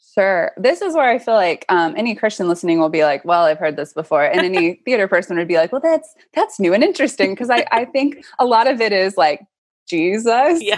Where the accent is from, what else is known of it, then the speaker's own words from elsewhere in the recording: Austin, Texas, United States; I grew up in Austin